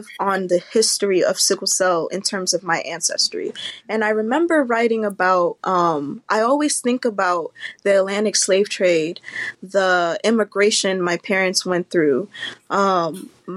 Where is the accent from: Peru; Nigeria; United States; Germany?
Nigeria; Growing up in Nigeria, where the major thing is survival